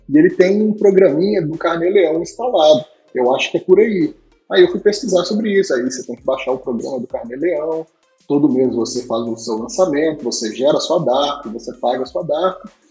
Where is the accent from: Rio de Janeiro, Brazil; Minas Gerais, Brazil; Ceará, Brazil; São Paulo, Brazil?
Minas Gerais, Brazil; nascido e criado em Minas Gerais